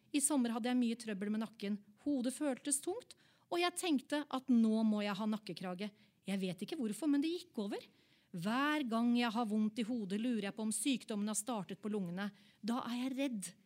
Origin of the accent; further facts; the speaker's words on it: Oslo, Norway; Jeg er fra Oppsal